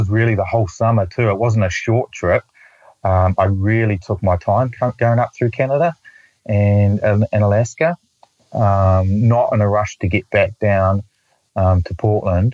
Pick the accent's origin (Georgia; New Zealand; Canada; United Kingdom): New Zealand; I'm from New Zealand